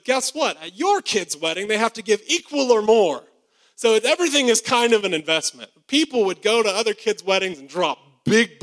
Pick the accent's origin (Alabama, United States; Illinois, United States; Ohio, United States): Alabama, United States; I'm from Alabama